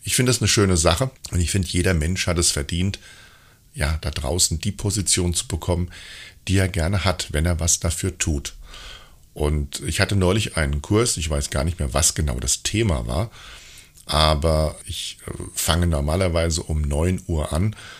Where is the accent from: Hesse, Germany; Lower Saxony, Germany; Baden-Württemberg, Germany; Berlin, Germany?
Hesse, Germany; ich war ja früher ein richtiger Heppes, wie man bei uns in Hessen sagt